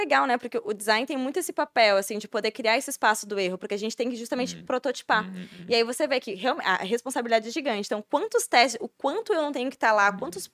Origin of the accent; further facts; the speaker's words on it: Curitiba, Paraná, Brazil; moved away as an adult; now in Blumenau, Brazil; Eu sou de Curitiba.